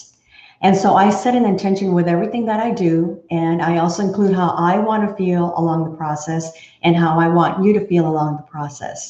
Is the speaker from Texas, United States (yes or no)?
yes; Texas, United States; also born or lived in Fort Worth, Texas; I am a true Texan. I was born and raised in Texas